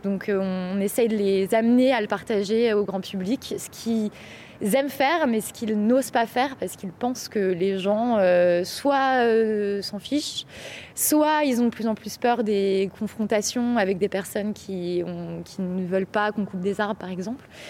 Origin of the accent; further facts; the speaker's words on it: Bourgogne-Franche-Comté, France; je viens de Franche-Comté